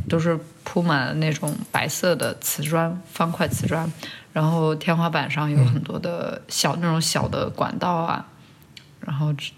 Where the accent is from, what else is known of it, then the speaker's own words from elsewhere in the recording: China; moved away; 我小时候在国内生长的一个童年的记忆